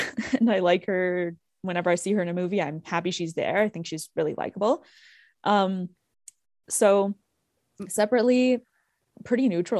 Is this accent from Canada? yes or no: yes; Canada; we're both Canadian through and through.